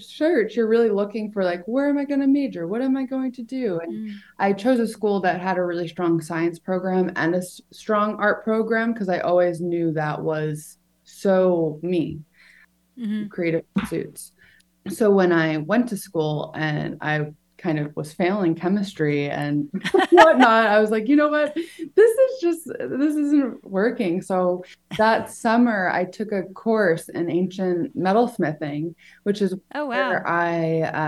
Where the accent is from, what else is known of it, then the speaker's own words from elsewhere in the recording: Long Island, New York, United States; So I grew up on Long Island, but just outside of the city.